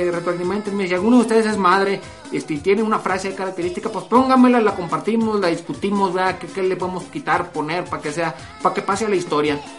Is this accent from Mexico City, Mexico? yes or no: no; Mapimí, Durango, Mexico; En mi caso, que soy de Mapimí Durango, pues una es el Santos Laguna y otra es la jefa.